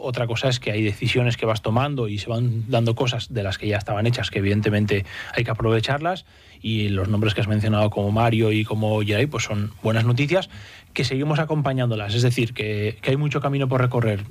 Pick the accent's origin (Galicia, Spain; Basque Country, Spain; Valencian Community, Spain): Basque Country, Spain; San Sebastián; moved away as an adult; also born or lived in Cantabria; now in Santander, Spain; Vengo de San Sebastián